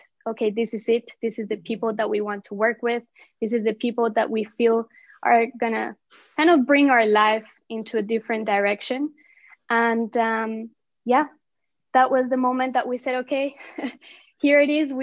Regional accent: Colombia; We are Latinas. I mean, we're originally from Colombia

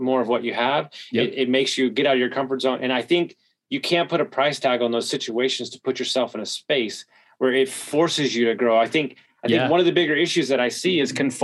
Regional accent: Houston, Texas, United States; moved away; also born or lived in Denver; I grew up in Houston

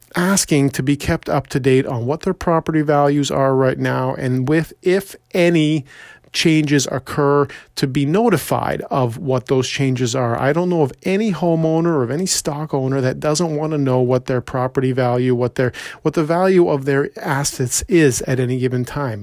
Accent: Toronto, Ontario, Canada; I was born and raised in Scarborough

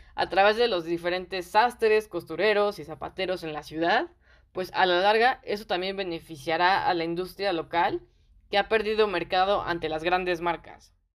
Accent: Mexico; yo soy de México

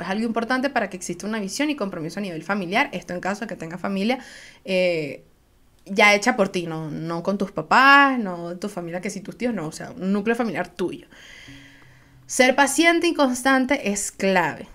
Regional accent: Venezuela; Soy una jeva de Venezuela

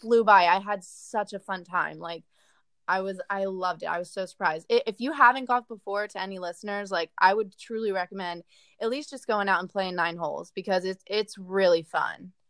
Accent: Delaware, United States; I grew up in Delaware

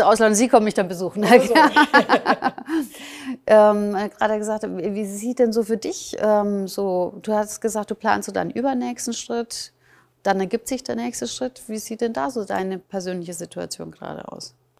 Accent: Germany; meine Eltern sind ja Ungarn, bin aber in Deutschland geboren, aufgewachsen

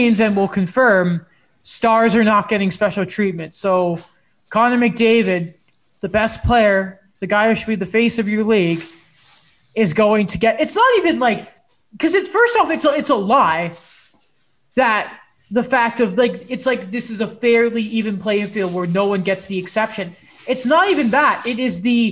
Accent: England, United Kingdom; now in Canada

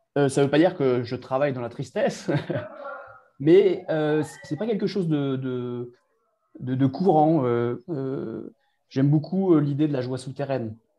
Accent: Brittany, France; chez nous en Bretagne

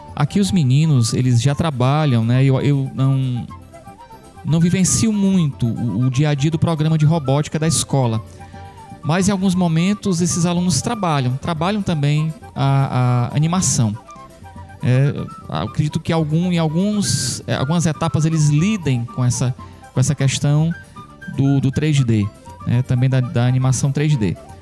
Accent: Santana do Acaraú, Ceará, Brazil; Eu que sou de Santana do Acaraú, sou um santanense, né, uma cidade pertinho de Sobral

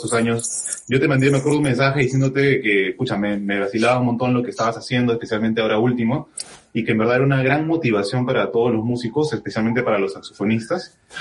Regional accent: Trujillo, La Libertad, Peru; yo también soy de Trujillo

